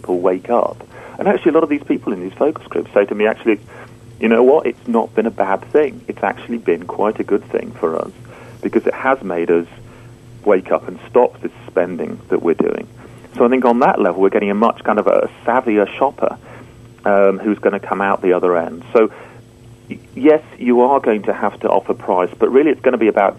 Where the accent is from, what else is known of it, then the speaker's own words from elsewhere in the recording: United Kingdom; being a Brit